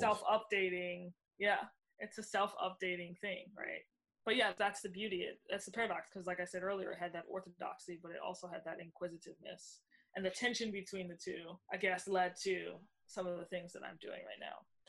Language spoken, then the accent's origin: English; New Orleans, Louisiana, United States; moved away as an adult; now in New York, United States; am from New Orleans originally. Moved to New York five years ago, so I'm a new New Yorker